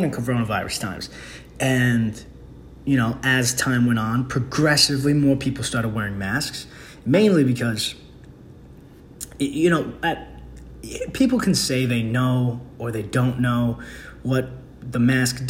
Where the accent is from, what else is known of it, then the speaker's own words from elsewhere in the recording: New York, United States; I'm from New York.